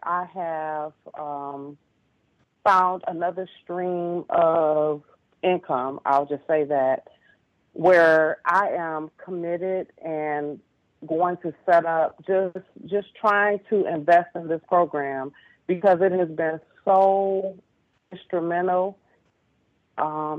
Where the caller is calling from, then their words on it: Detroit, Michigan, United States; I'm calling from Detroit